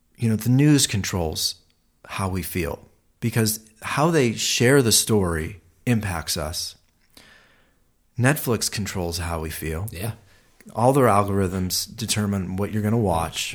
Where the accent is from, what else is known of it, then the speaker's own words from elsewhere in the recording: Ohio, United States; now in Los Angeles, United States; I'm from Ohio, and and um, it was very neighborhood driven.